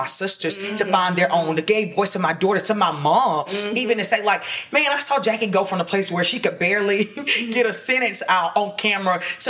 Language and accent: English; Sandersville, Georgia, United States; moved away; when I was in Sandersville in my hometown